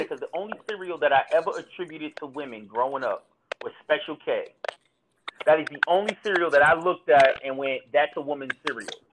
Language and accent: English; Newark, New Jersey, United States; growing up in Newark